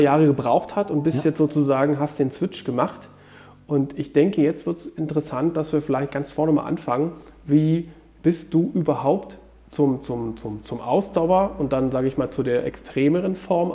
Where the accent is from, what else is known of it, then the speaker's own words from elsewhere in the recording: Germany; ich bin ja in der DDR aufgewachsen